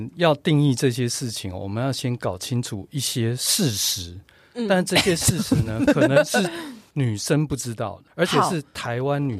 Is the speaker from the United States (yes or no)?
yes; New York, United States; also born or lived in Japan; 啊、没有，我在纽约长大。